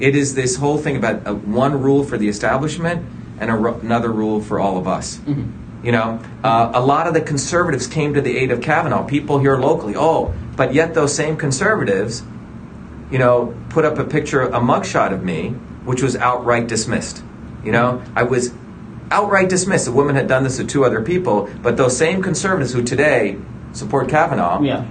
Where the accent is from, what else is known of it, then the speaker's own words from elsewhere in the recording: India; also born or lived in New Jersey; now in United States; I grew up in India where my grandmother was a village healer.